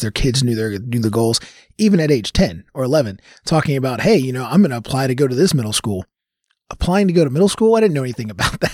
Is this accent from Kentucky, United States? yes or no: yes; Louisville, Kentucky, United States; born and raised here in Louisville. Um, so I grew up in Smoketown